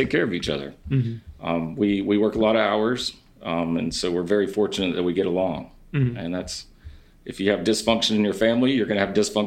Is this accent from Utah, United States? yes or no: no; North Carolina, United States; they would ask, where are you from? And I would say, North Carolina